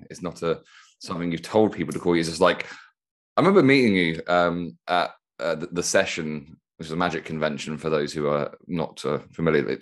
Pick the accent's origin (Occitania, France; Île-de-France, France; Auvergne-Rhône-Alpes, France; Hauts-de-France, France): Occitania, France; Toulouse; That's correct. I'm from Toulouse.